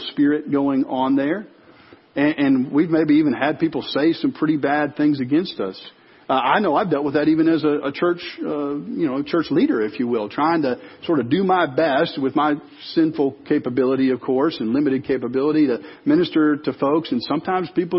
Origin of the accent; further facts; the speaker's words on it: Chicago suburbs, Illinois, United States; moved away; I grew up in the Chicago suburbs